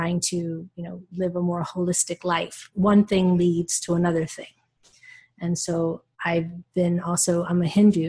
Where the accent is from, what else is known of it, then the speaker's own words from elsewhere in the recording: United States; moved away as an adult; now in Netherlands; I'm an American woman who lives actually in the Netherlands